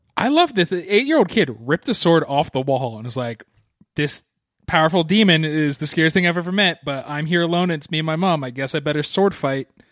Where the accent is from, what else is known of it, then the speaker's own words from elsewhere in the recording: East Coast, United States; I grew up on the East Coast